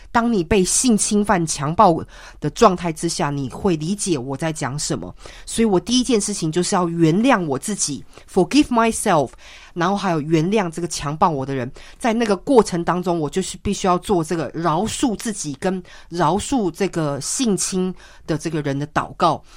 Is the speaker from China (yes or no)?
no; Taiwan; moved away; 当我小时候基本上是在台湾长大